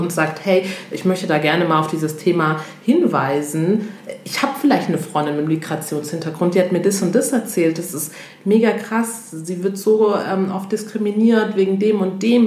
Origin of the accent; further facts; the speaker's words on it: Togo; now in Germany; ich komme ja ursprünglich aus Togo